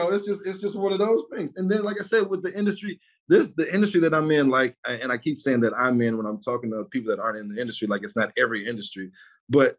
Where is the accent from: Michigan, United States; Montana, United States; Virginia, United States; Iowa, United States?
Michigan, United States; Detroit; I'm from Southwest Detroit